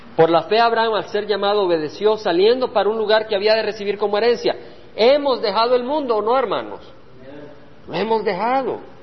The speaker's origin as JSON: {"language": "Spanish", "country": "El Salvador", "moved": "yes", "said": "Cuando yo dejé El Salvador, y vine a esta tierra, El Salvador era mi tierra"}